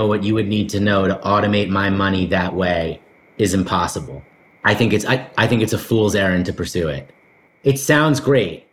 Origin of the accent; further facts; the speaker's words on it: New York City, New York, United States; I'm a New York City kid. I grew up in the East Village